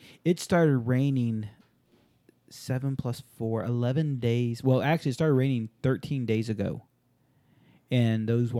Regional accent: Southern California, United States; moved away; I grew up in Southern California

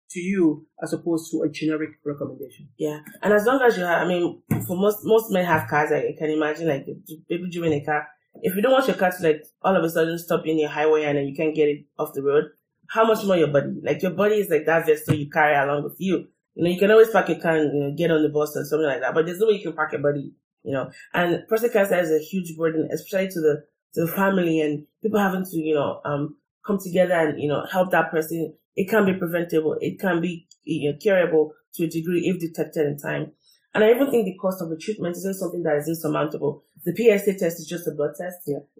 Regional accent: Nigeria; from my experience being Nigerian

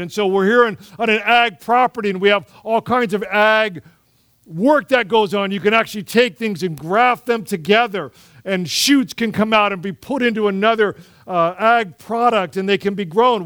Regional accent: United States; we approach life as Americans

